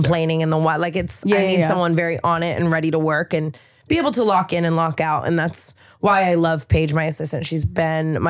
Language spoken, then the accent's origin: English; Las Vegas, Nevada, United States; now in California, United States; I'm from Vegas